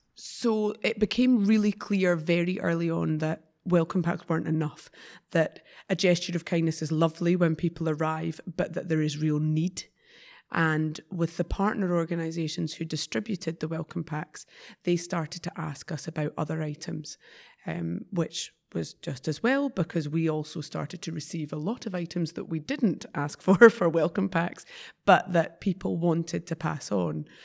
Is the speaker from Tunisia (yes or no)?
no; Scotland, United Kingdom